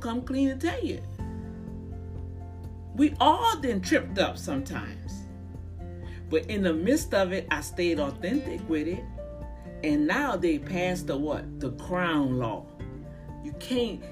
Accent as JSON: {"language": "English", "town": "New Orleans", "region": "Louisiana", "country": "United States", "tie": "born or raised there", "said": "my hometown in New Orleans"}